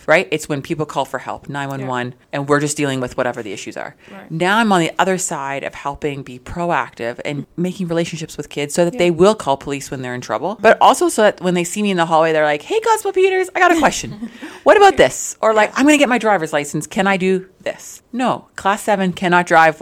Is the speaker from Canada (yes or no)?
yes; Ontario, Canada; moved away as an adult; also born or lived in Zambia / British Columbia; now in Brooks, Canada; I'm originally from Zambia. Okay. That's where I was born. And then I grew up in Ontario